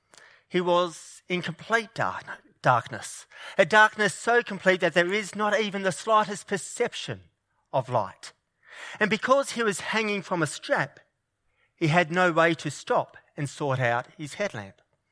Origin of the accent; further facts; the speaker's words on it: New South Wales, Australia; Now, New South Wales is my home state, and I am a keen Blues supporter.